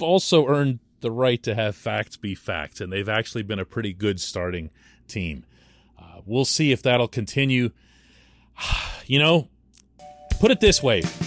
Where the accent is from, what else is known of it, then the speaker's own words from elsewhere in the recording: Pittsburgh, Pennsylvania, United States; we Pittsburghers